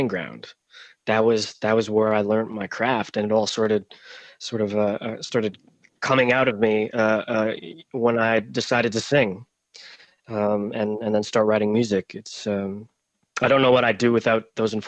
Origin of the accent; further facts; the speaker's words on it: Canada; also born or lived in Romania; My parents here in Canada